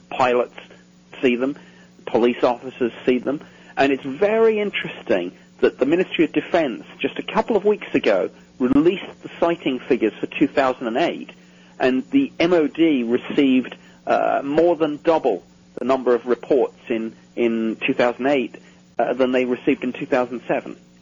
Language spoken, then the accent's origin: English; United Kingdom; myself as a Brit